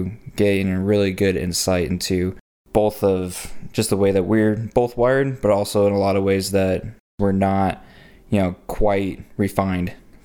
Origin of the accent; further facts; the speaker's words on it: Colorado, United States; also born or lived in Georgia / Alaska; So I grew up in Colorado, got 6 younger siblings, 2 parents who are very passionate about people learning about who Jesus is. So we've spent time sharing the word in Colorado and Georgia, especially in Alaska.